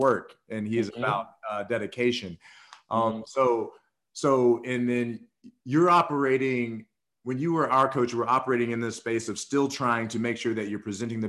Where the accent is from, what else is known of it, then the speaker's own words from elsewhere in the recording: the South, United States; I was raised in the South, you know, and respect is very high in the South